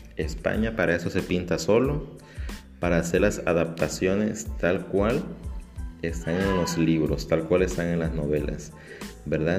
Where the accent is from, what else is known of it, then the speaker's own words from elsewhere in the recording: Mexico; para muchos mexicanos